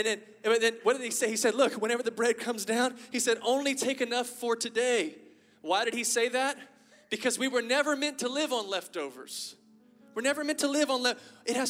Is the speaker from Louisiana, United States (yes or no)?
yes; Lafayette, Louisiana, United States; And I have a Cajun family. I'm from Lafayette, Louisiana, y'all. So I got a Cajun family, okay? And you might not be able to hear my strong accent right now.